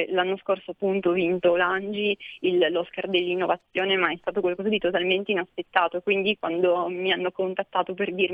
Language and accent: Italian; Almese, Piedmont, Italy; in particolare la prima conferenza che ho organizzato è stata ad Almese, quindi nel mio paese